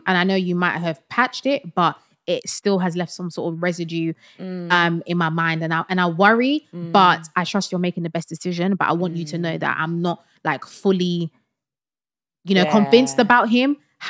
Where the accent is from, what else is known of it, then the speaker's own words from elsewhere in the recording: Sierra Leone; Because I'm Sierra Leonean and my husband's Nigerian.